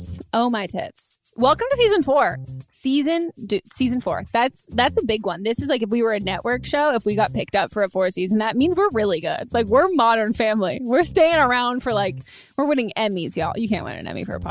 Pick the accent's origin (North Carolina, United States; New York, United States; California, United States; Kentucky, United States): California, United States; I grew up in California